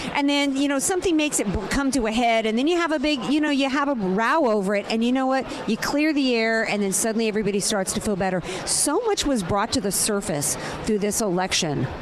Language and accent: English; New Orleans, Louisiana, United States; I'm from New Orleans, so I'm Saints number one